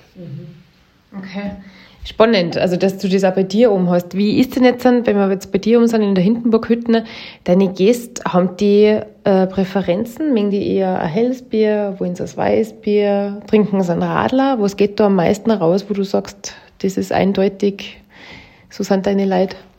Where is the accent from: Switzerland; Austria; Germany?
Austria; bei uns in Österreich